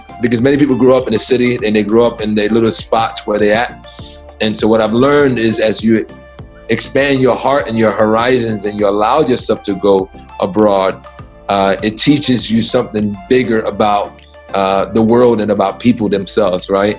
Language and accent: English; New York City, New York, United States; I grew up in the South Bronx